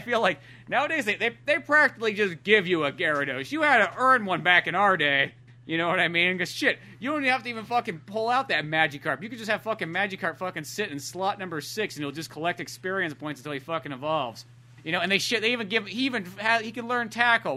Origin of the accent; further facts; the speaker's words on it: United States; as an American